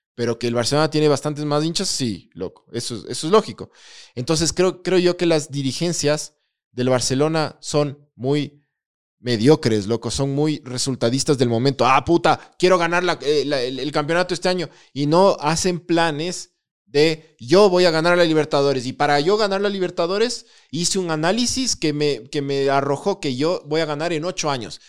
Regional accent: Ecuador; antes que ecuatoriano, soy liguista

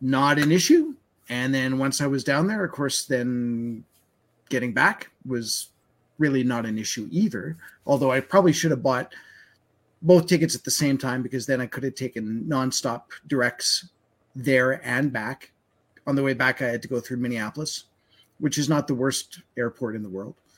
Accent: Winnipeg, Manitoba, Canada; now in Alberta, Canada; I grew up in Winnipeg's, and uh, and I've told the story where I moved out here in '96

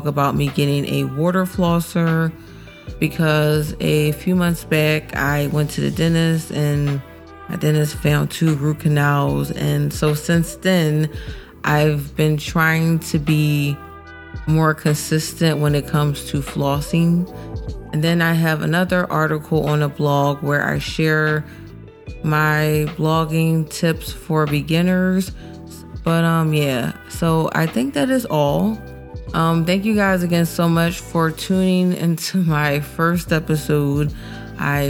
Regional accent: Philadelphia, Pennsylvania, United States; I'm a blogger and I'm from Philly

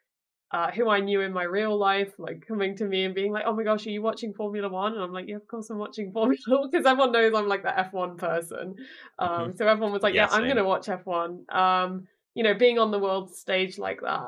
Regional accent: United Kingdom; as a British person

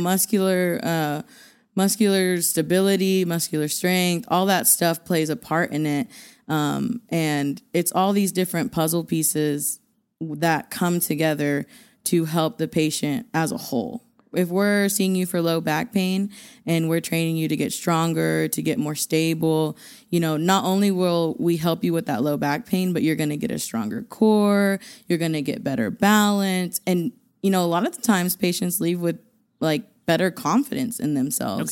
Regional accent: Borger, Texas, United States; moved away as an adult; now in Amarillo, United States; Growing up in Borger, I think because I grew up in Borger and not actually Amarillo

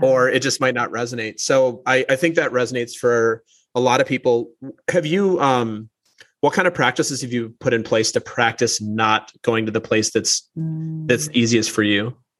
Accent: Minnesota, United States; moved away; also born or lived in New York; I'm from Minnesota originally. People just right. talk a little bit slower there

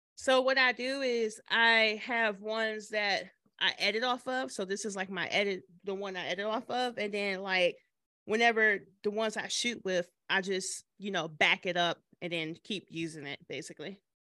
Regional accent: Michigan, United States; now in Nashville, United States; I'm originally from Michigan

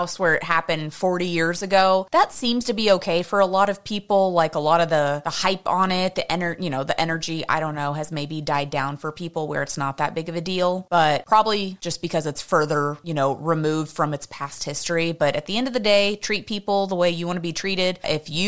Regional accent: Houston, Texas, United States; I'm from Houston, so I'm used to the heat.

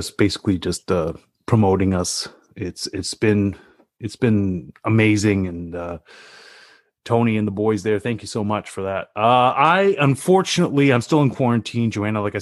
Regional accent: Canada; I'm Canadian

